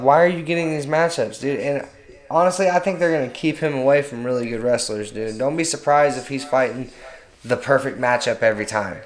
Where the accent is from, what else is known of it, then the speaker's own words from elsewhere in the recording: Oklahoma, United States; we're from Oklahoma